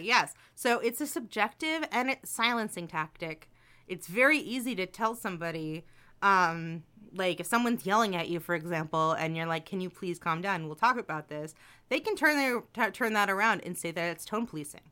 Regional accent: New Jersey, United States; I'm from New Jersey

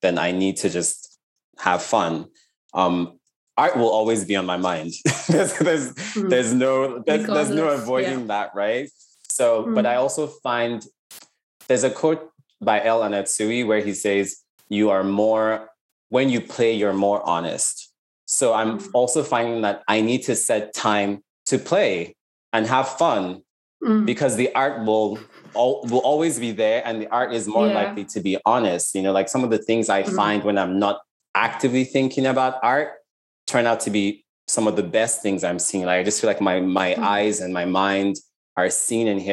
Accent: Lagos, Nigeria; I grew up in Lagos, in Nigeria

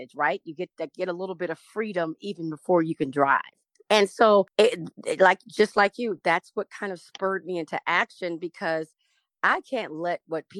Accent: the South, United States; now in California, United States; I'm from the South

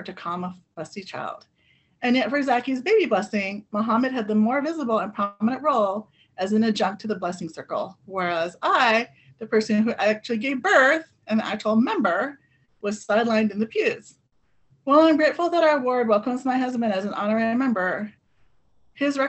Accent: California, United States; also born or lived in Philippines; I'm from the Philippines and grew up in California

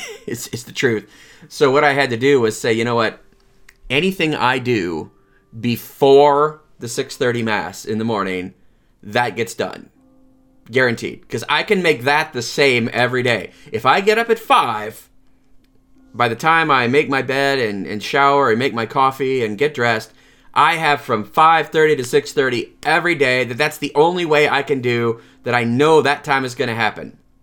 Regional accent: Lansing, Michigan, United States; I grew up in Saint, uh, Francis de Sales Parish in Lansing

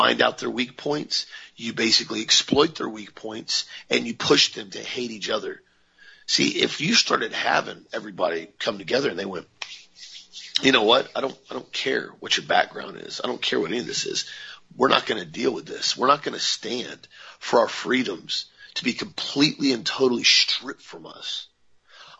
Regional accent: United States; I'm an American, we're all Americans

